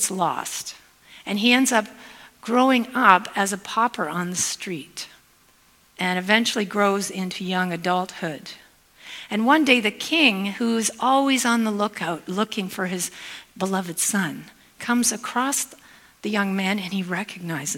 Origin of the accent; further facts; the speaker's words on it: Hamilton, Ontario, Canada; moved away as an adult; now in Spokane, United States; I am Canadian, even though I live in Spokane, Washington. I'm from the Hamilton area originally, and I've lived in the States for 15 years